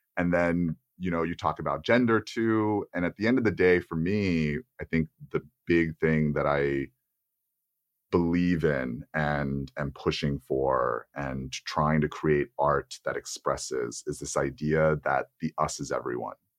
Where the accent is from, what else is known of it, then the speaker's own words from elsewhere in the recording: Texas, United States; being an Asian American man growing up in Texas